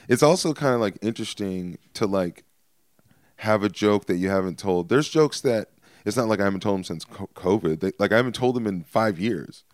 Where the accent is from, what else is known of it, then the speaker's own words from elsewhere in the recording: Stockton, California, United States; I'm from Stockton